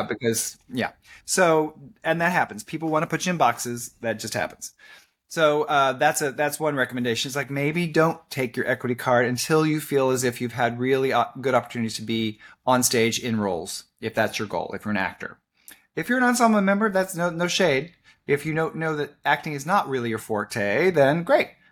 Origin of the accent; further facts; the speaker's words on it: Kentucky, United States; moved away as an adult; now in Orlando, United States; Kentucky, my home state